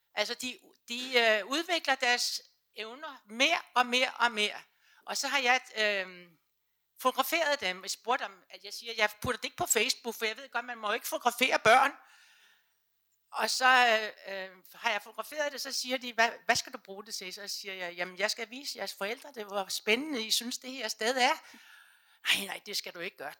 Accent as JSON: {"language": "Danish", "town": "Sorø", "region": "Zealand", "country": "Denmark", "tie": "born or raised there", "moved": "yes", "lives_now": "Copenhagen, Denmark", "said": "jeg kommer selv fra Suberø, altså, så, øh, men der havde vi det meget, meget frit"}